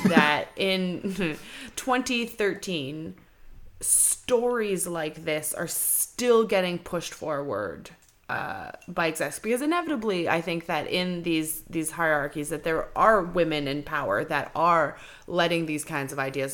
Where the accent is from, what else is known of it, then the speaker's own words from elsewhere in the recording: Montreal, Quebec, Canada; now in Kelowna, Canada; I come from Montreal